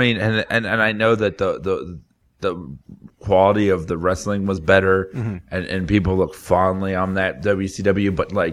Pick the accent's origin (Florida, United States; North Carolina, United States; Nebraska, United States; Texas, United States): Florida, United States; South; I grew up in South Florida